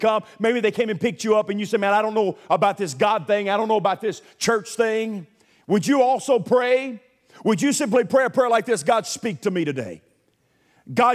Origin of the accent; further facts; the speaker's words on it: Milan, Tennessee, United States; born or raised there; also born or lived in Nashville, Tennessee